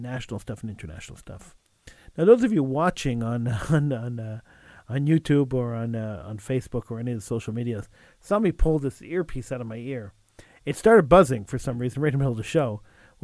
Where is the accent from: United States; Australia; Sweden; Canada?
Canada; Quebec; we are sitting ducks as minorities and as English people